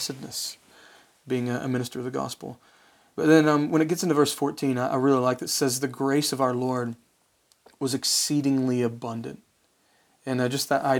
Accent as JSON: {"language": "English", "region": "West Virginia", "country": "United States", "tie": "born or raised there", "said": "I'm from West Virginia"}